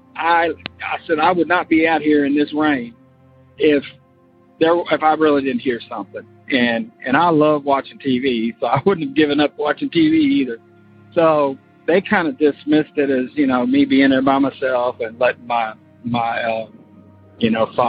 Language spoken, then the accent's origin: English; Florida, United States; moved away as an adult; now in Kentucky, United States; I'm from Kentucky, but we moved to Florida and when I was like 8, and I grew up there, but now I'm back in Kentucky.